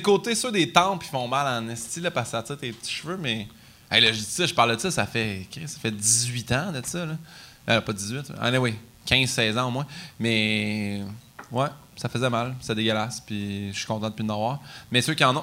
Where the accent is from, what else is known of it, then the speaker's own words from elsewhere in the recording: Saint-Hyacinthe, Quebec, Canada; je viens de Saint-Hyacinthe, c'est la place la plus francophone.